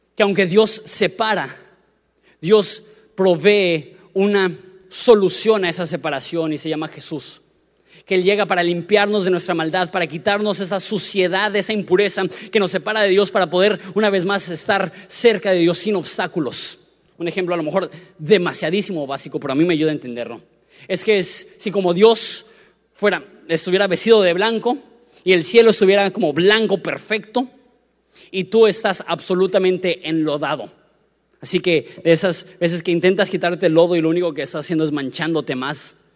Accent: Querétaro, Mexico; moved away; also born or lived in Florida; Me crié en Querétaro

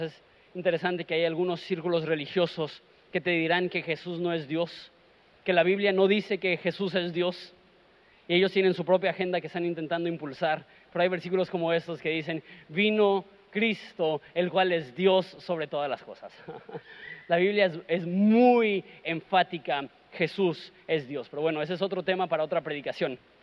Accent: Mexico; Nosotros somos mexicanos

